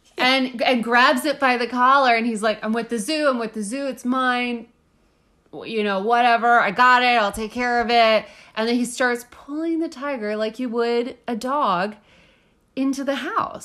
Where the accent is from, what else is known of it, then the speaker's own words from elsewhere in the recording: Austin, Texas, United States; as a Texan